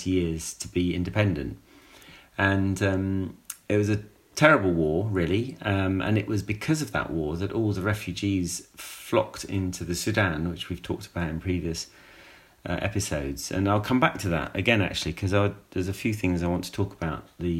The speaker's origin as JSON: {"language": "English", "country": "United Kingdom", "said": "as a British person"}